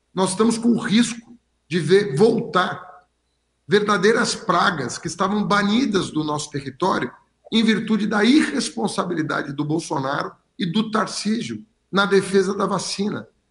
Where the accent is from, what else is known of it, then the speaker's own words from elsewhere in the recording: São Paulo, Brazil; eu nasci em São Paulo, me criei em São Paulo, me formei em São Paulo